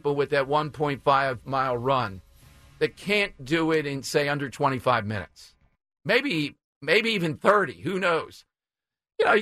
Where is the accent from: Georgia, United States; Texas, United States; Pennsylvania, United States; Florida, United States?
Pennsylvania, United States; Philadelphia; I grew up in South Philly